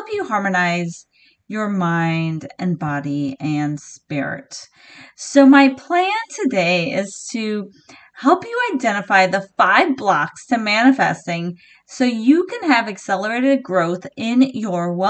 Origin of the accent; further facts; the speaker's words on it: San Diego, California, United States; now in Pacific Northwest, United States; I am originally from San Diego, California. I was born in La Jolla.